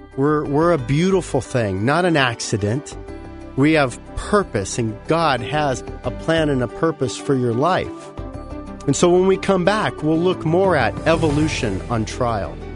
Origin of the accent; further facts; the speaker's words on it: Southern California, United States; growing up in Southern California